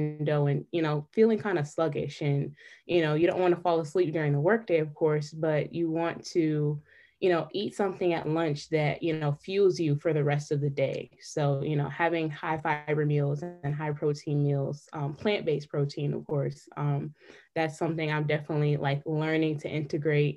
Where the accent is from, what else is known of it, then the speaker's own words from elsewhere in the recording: Detroit, Michigan, United States; also born or lived in North Carolina; I am from Detroit, Michigan